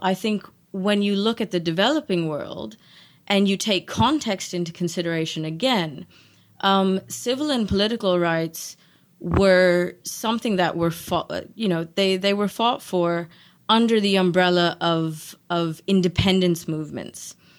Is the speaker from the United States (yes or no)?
no; South Africa; moved away; also born or lived in Netherlands; I'm South African myself